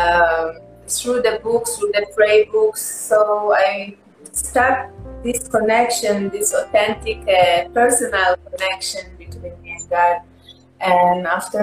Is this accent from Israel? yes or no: yes; Israel; English is a second language; I'm Jewish, like I grew up and I'm from Israel